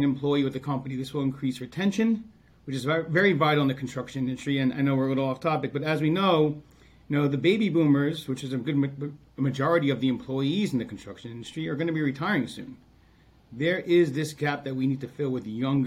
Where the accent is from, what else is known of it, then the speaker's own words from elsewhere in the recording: Long Island, New York, United States; I grew up on Long Island